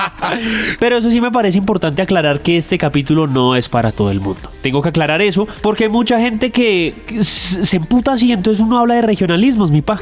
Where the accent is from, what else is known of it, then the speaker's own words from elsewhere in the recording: Bogotá, Colombia; somos bogotanos